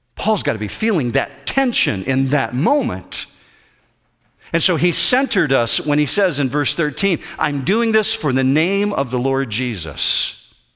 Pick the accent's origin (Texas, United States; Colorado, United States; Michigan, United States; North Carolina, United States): Michigan, United States; Whitehall; I grew up in Whitehall, Michigan, just north of Muskegon, Michigan.